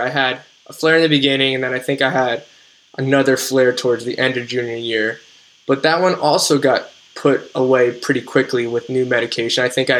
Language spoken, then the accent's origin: English; New Jersey, United States; So I'm from New Jersey. So I could only get my infusion in New Jersey with my plan.